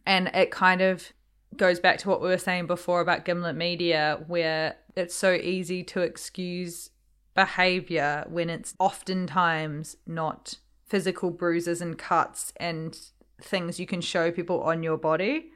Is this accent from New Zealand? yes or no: yes; New Zealand; growing up in New Zealand and being part Māori